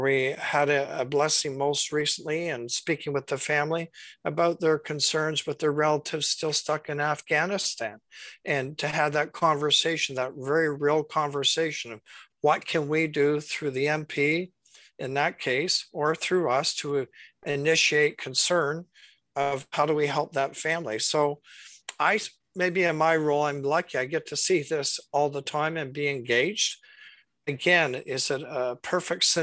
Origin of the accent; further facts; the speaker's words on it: Durham, Ontario, Canada; now in Cobourg, Canada; when I grew up in Durham, I was surrounded by Ukrainian and Polish families.